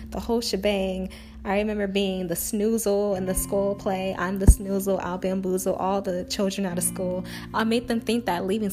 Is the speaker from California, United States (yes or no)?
no; Augusta, Georgia, United States; I am originally from Augusta, Georgia